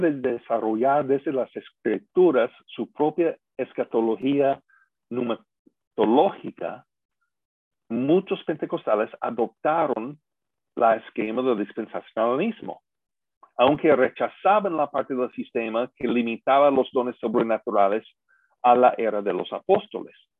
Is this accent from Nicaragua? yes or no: no; United States; los que somos de Estados Unidos